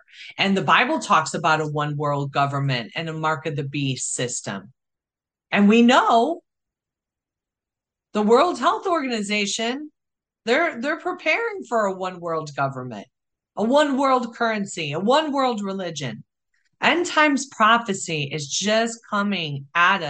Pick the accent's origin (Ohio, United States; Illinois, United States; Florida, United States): Illinois, United States; Chicago; I grew up in Chicago with street smarts